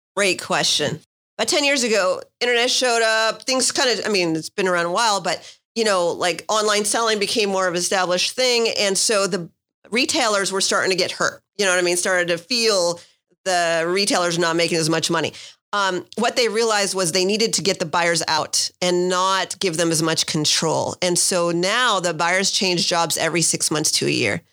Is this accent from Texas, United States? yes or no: no; San Francisco Bay Area, California, United States; moved away as an adult; also born or lived in New York / Miami / Santa Barbara; now in San Diego, United States; I grew up in the San Francisco Bay Area